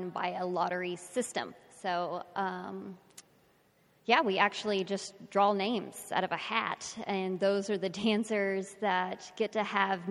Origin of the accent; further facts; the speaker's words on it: Texas, United States; I'm from Texas